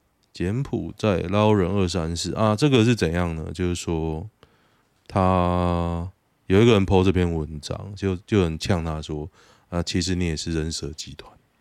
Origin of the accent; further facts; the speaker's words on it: Taoyuan, Taiwan; 我是很清楚啊，因为我是桃园人，我选他之后，我觉得超干。